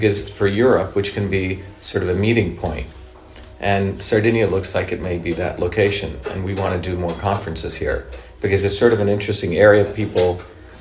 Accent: India; now in United States; I grew up in India

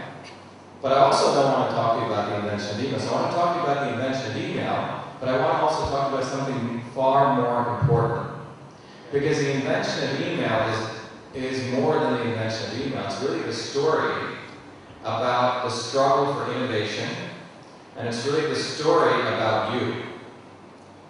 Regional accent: Mumbai, Maharashtra, India; moved away; also born or lived in a small village in India; I was born in Bombay

